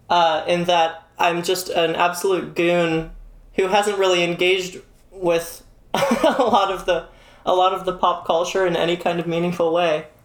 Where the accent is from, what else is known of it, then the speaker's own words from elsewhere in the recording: Canada; um, I'm from